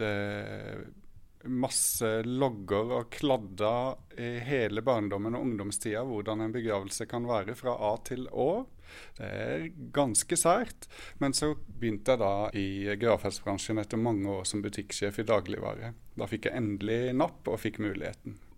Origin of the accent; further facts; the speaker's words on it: Sørlandet, Norway; now in Oslo, Norway; født og oppvokst på Sørlandet